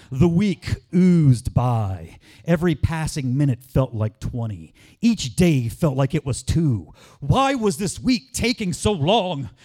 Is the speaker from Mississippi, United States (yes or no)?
yes; Ocean Springs, Mississippi, United States; my hometown of Ocean Springs, Mississippi